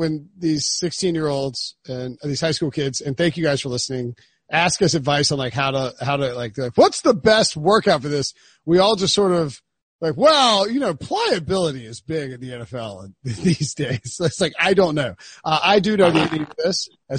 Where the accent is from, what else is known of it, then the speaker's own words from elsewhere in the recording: Waterloo, Iowa, United States; he would have played for their minor league team and also my hometown team, the Waterloo Bucks.